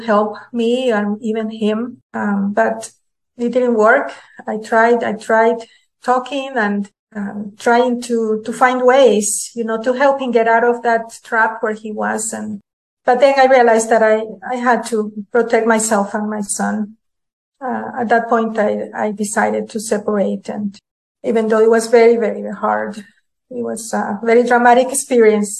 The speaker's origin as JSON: {"language": "English", "region": "Managua", "country": "Nicaragua", "tie": "born or raised there", "also_born_or_lived": "San Francisco, California", "moved": "as an adult", "lives_now": "Utah, United States", "said": "I was born in Managua, Nicaragua"}